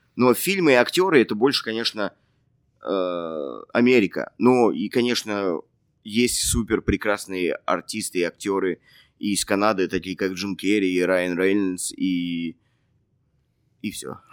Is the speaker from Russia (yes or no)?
yes; Russia; moved away as an adult; now in Canada; я из России